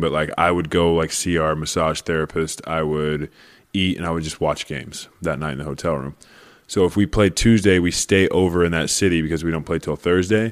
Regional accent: Oklahoma, United States; moved away as an adult; also born or lived in Los Angeles; now in Michigan, United States; I grew up in Oklahoma.

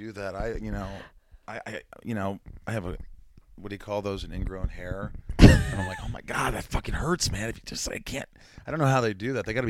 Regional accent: Evansville, Indiana, United States; moved away; also born or lived in New York; my hometown of Indiana, Evansville, Indiana, where I grew up.

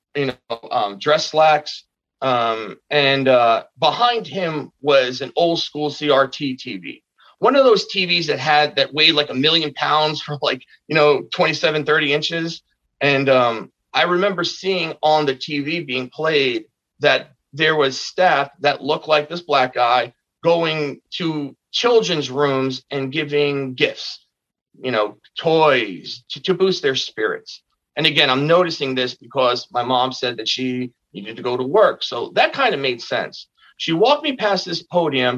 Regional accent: Bayonne, New Jersey, United States; my hometown of Bayonne, New Jersey

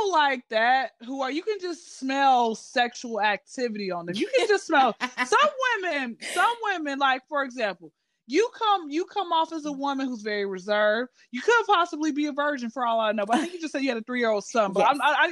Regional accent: Atlanta, Georgia, United States; Born and raised in Atlanta. I've been here since I was zero

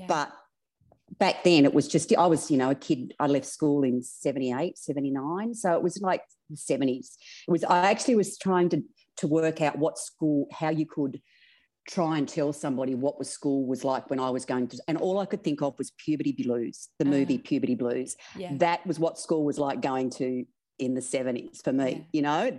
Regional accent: Broken Hill, New South Wales, Australia; Oh, I was so free. Like, I honestly, the street lights were our clock. We'd go all day. We'd get on our bikes. Like, I had a great childhood.

